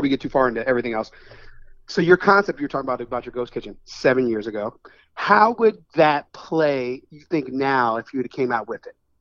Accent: New York City, New York, United States; moved away; also born or lived in Washington D.C. area; I was born in the Bronx

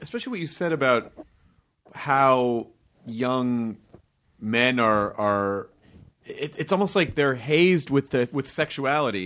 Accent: the South, United States; growing up in the South

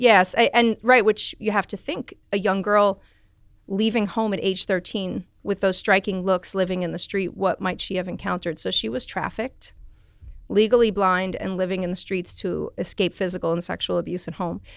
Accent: New York City, New York, United States; I grew up in the Bronx.

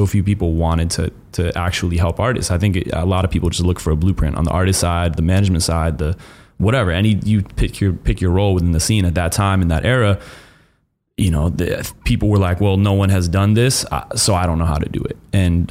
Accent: Connecticut, United States; moved away as an adult; also born or lived in Boston; I grew up in Connecticut.

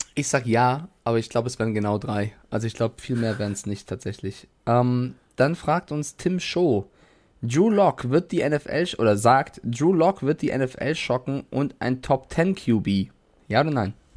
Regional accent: Frankfurt, Hesse, Germany; moved away; also born or lived in Cologne; in meiner Jugend in Frankfurt

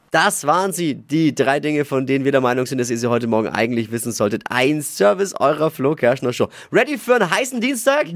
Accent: Germany; bei uns in Deutschland

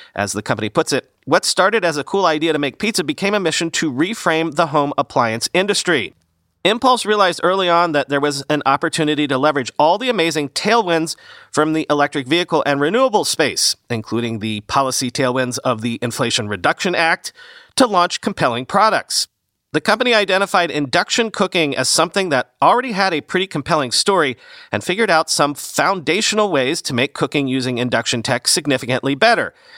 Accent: Southern Florida, United States; moved away; where I grew up in Southern Florida, we had no gas lines.

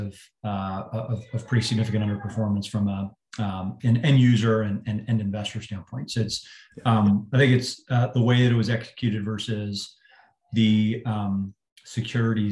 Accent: Northeast, United States; also born or lived in Boston; I grew up in the Northeast

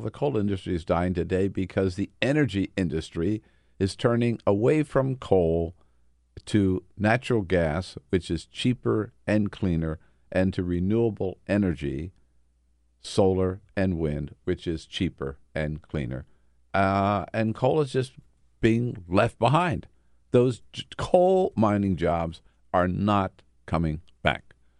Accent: California, United States; I'm from California

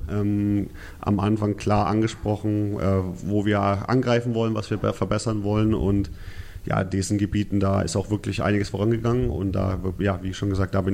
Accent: Nuremberg, Bavaria, Germany; ja, bin ja gebürtiger Nürnberger

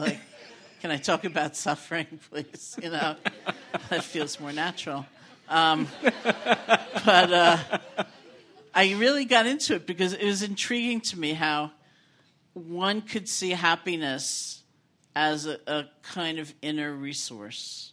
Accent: New York City, New York, United States; I grew up in New York City

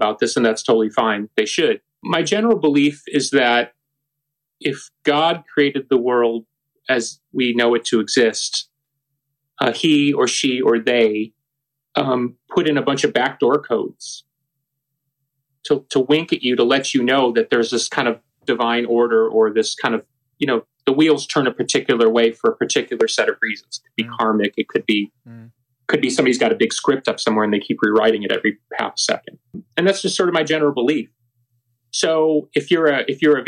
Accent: Chicago, Illinois, United States; I'm an American in Chicago, and mispronouncing words is part of my heritage.

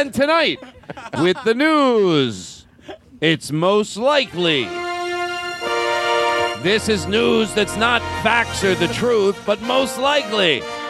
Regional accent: Philadelphia, Pennsylvania, United States; So even something as really innocent as going, hey, we're from Philadelphia, we're a certain way, I get it.

